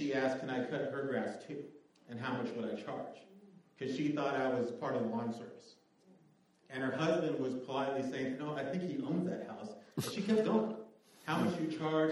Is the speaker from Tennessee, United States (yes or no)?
no; Northern California, United States; moved away; I grew up in California, Northern California